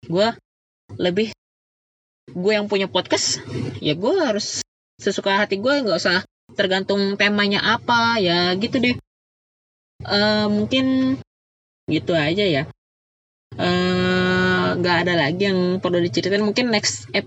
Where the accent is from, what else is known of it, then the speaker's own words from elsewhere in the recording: Karawang, West Java, Indonesia; born there; lahir di Karawang juga